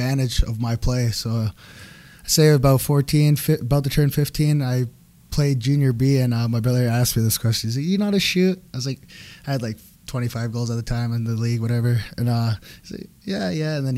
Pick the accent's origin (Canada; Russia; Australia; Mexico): Canada; Six Nations, Ontario; I'm from Six Nations, Ontario. I mean, was born there, raised there.